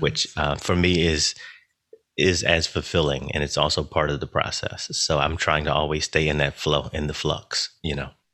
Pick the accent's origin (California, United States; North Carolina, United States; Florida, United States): North Carolina, United States; now in Philadelphia, United States; I was born in North Carolina. I do currently live in Philadelphia.